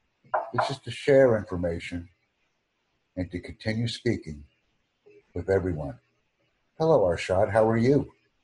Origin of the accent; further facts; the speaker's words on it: United States; I am not a British English speaker. I am from the United States.